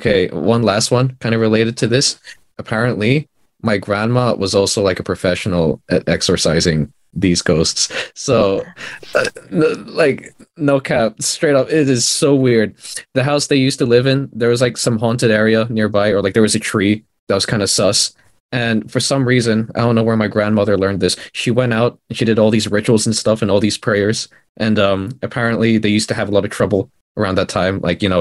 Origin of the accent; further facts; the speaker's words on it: Philippines; moved away; I was born in the Philippines